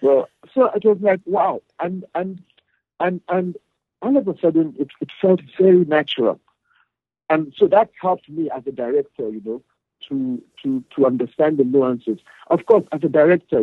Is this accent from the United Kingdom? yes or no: no; Northern Nigeria, Nigeria; moved away as an adult; now in South Africa; my experience growing up, you know, as a Nigerian, you know, born and raised in the north